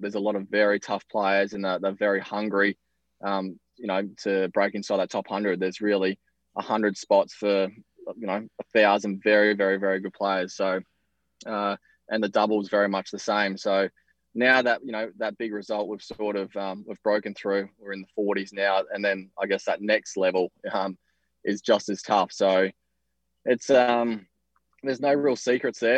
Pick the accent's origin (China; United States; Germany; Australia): Australia; us Aussies, we stick together.